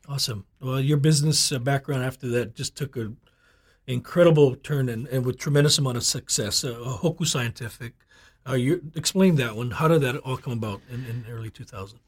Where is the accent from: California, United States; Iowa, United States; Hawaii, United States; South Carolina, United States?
Hawaii, United States; Oahu; I have roots in Kauai as well, but I grew up here in Oahu as well